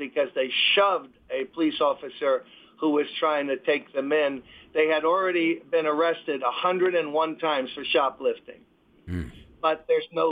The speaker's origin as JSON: {"language": "English", "town": "New York City", "region": "New York", "country": "United States", "tie": "born or raised there", "said": "I'm born and raised in Brooklyn."}